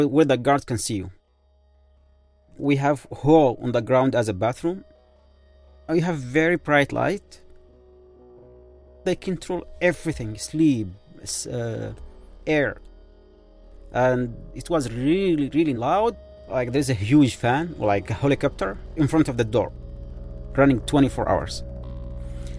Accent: Yemen; English is a second language; moved away as an adult; I am from Yemen, actually, Arab Peninsula, the country of love

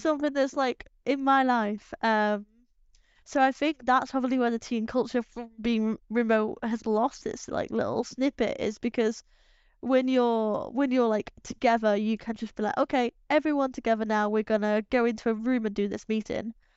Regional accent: England, United Kingdom; we're English

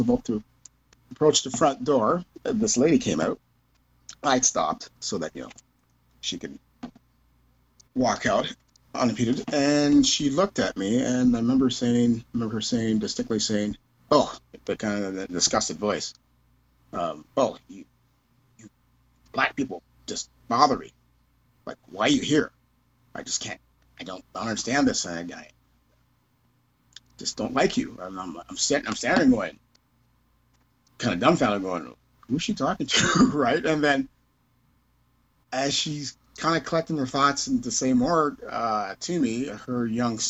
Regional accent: Kitchener, Ontario, Canada; when I was younger, living, growing up in Kitchener

